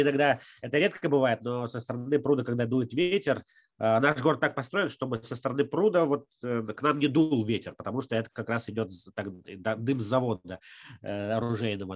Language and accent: Russian; Sharkan, Udmurtia, Russia; now in Izhevsk, Russia; я, например, родился в Шаркане, это де- деревня недалеко от Ижевска